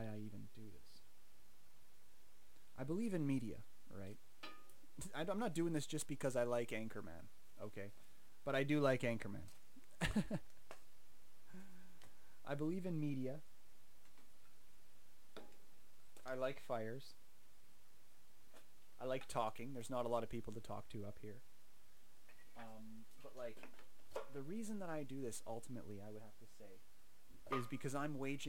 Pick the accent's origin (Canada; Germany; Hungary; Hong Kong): Canada